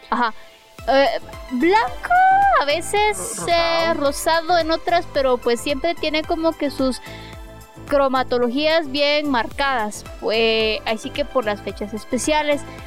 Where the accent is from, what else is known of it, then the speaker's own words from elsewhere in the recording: Mazatenango, Suchitepéquez, Guatemala; yo vengo de Mazate